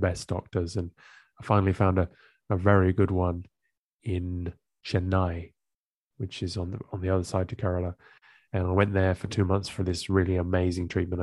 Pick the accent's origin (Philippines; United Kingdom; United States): United Kingdom; England; moved away as an adult; also born or lived in Amsterdam, Netherlands; I grew up in England and I moved to Amsterdam, the Netherlands, sorry, when I was in my